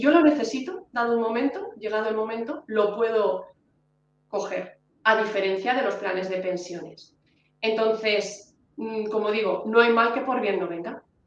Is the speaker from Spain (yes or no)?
yes; Honrubia, Castilla-La Mancha, Spain; Yo que soy de Onrubia, Cuenca